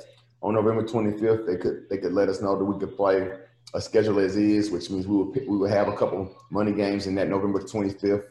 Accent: Nashville, Tennessee, United States; I'm from Nashville, and be back in my own city, at a place that I adore so much growing up

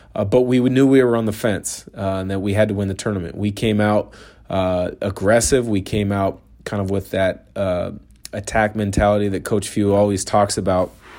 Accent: Portland, Oregon, United States; now in eastern Washington, United States; growing up in the Portland area

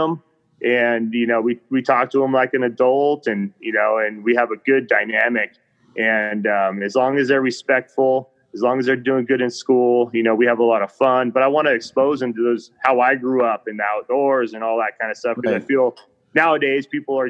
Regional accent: Reno, Nevada, United States; I grew up in Reno, Nevada, kind of in the mountains.

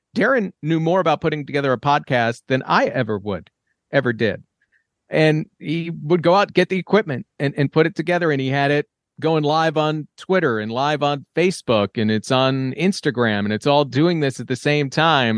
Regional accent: New York, United States; I grew up in New York

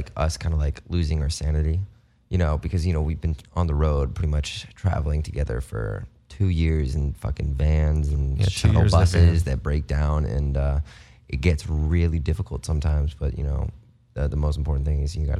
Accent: Las Vegas, Nevada, United States; also born or lived in Toronto, Canada; And then we moved to Vegas when he was like 3 months old. So we grew up in Vegas.

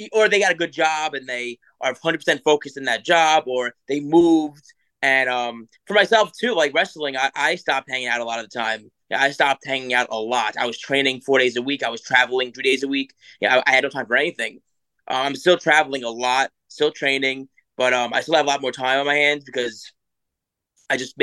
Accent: New York City, New York, United States; I live South Shore, Staten Island, beautiful area, very, very friendly family area

